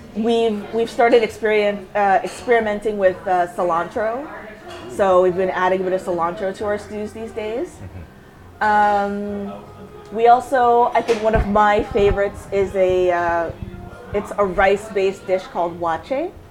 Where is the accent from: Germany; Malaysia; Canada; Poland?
Canada; also born or lived in Windsor, Ontario; I never even really felt separate from being Canadian.